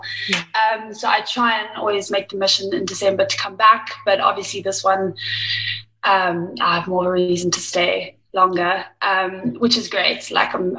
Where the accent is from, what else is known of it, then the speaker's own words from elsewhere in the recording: Durban, KwaZulu-Natal, South Africa; moved away as an adult; also born or lived in Liverpool, United Kingdom; born and raised in South Africa in Durban